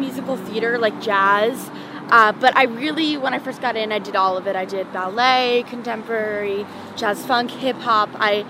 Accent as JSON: {"language": "English", "town": "Los Angeles", "region": "California", "country": "United States", "tie": "born or raised there", "said": "Sherman Oaks. Oh. Born and raised."}